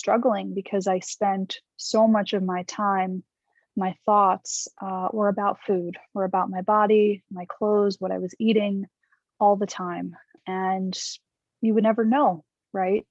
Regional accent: New York City, New York, United States; I'm from New York, and I'm still here now

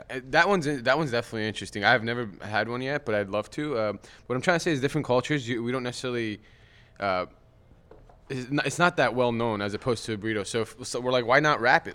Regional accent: Glendale, California, United States; I went to Glendale High School. I uh, was born in Glendale

